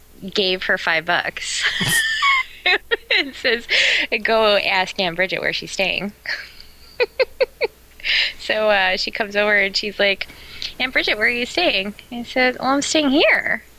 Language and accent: English; Omaha, Nebraska, United States; I grew up in Omaha, Nebraska.